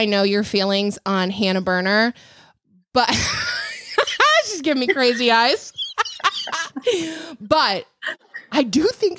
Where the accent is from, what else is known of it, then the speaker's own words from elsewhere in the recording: Grand Rapids, Michigan, United States; I grew up in Michigan, like in Grand Rapids.